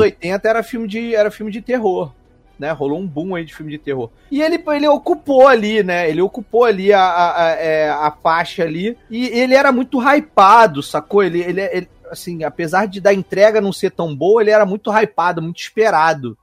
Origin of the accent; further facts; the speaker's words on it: Petrópolis, Rio de Janeiro, Brazil; now in Rio de Janeiro, Brazil; eu sou de Petrópolis, né? Nasci lá, nasci em Petrópolis, morei lá muito tempo antes de mudar pro Rio